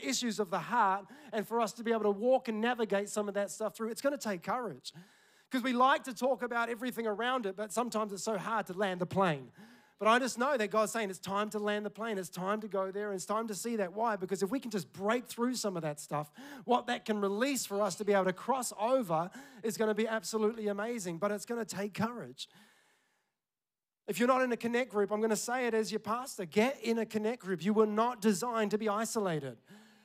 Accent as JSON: {"language": "English", "town": "Tauranga", "region": "Bay of Plenty", "country": "New Zealand", "tie": "born or raised there", "moved": "yes", "said": "we're in my hometown, Tauranga"}